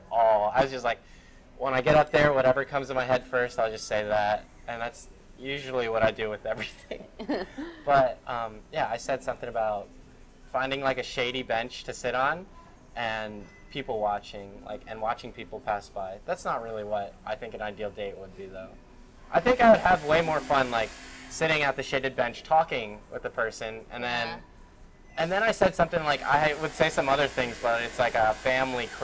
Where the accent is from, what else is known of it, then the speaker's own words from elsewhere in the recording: Philadelphia, Pennsylvania, United States; moved away; also born or lived in suburbs (unspecified); I grew up in Philadelphia, in like South Philadelphia, in the city, in like the very ghetto part.